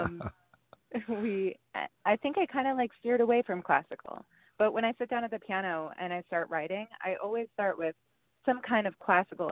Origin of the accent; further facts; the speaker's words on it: New York, United States; moved away as an adult; also born or lived in Spain; now in Los Angeles, United States; I grew up and lived in New York basically my whole life and in Spain